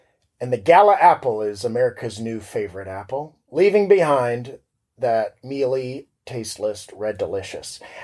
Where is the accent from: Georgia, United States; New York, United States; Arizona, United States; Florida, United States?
Florida, United States; I'm from Florida